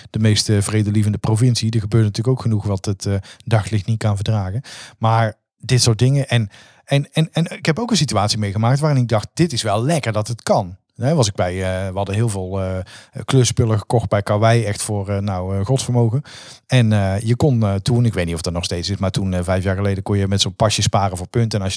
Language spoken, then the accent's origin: Dutch; North Brabant, Netherlands; als Brabanders